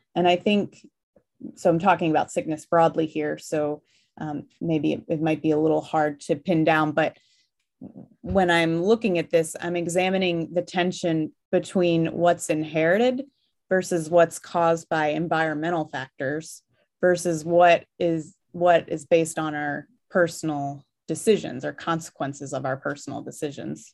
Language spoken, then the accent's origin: English; Virginia, United States; also born or lived in Fairbanks, Alaska / Milwaukee, Wisconsin; now in Washington State, United States; I grew up in Virginia, which is also a very beautiful countryside